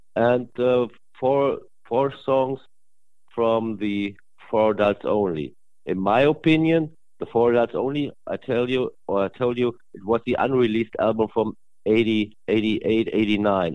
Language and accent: English; Germany; English is a second language; I'm from Germany